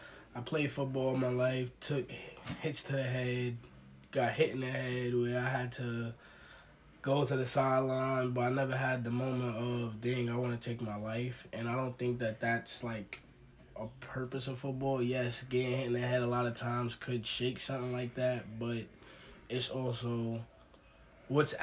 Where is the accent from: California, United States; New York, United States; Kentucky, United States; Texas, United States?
New York, United States; New York City; I'm from Brooklyn, New York, which I would say again, I'm from a hood where people are struggling still